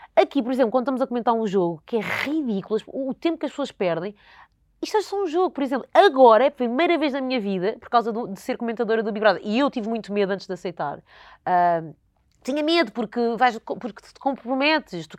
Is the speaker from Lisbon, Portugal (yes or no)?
yes; Alenquer, Lisbon, Portugal; eu cresci em Alenquer, numa vila pequena